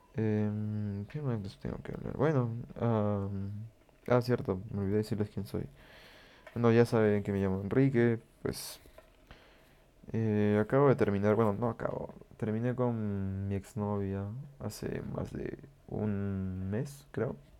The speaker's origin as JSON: {"language": "Spanish", "country": "Peru", "said": "yo vivo en Perú y pues en mi país estamos"}